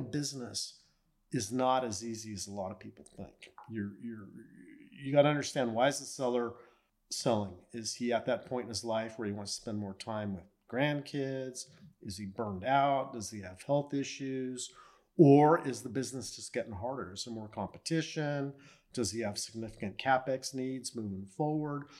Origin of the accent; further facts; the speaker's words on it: La Mirada, California, United States; Grew up in Southern California, born and raised in La Mirada